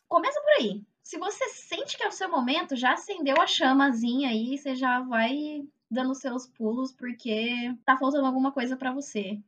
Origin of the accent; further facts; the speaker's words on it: São Paulo, Brazil; eu sou da Zona Leste de São Paulo e o meu campus fica em Osasco